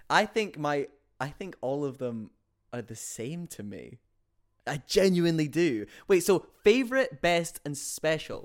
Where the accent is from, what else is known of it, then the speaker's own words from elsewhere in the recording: Yorkshire and the Humber, United Kingdom; I'm from Yorkshire